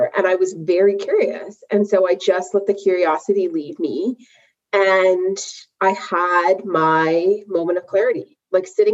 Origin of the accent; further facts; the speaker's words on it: Vancouver, British Columbia, Canada; moved away as an adult; now in Toronto, Canada; I actually was born and raised in Vancouver